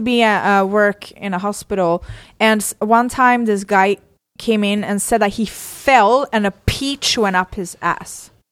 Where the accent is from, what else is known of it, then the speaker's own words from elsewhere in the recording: Sweden; moved away; I come from Sweden. We have a whole different mentality